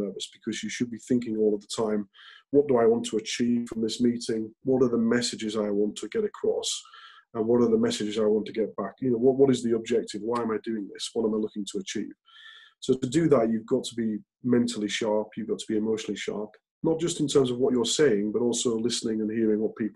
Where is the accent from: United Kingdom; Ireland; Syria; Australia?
United Kingdom; Hull, Yorkshire and the Humber; moved away; as a kid growing up in Hull and going to state school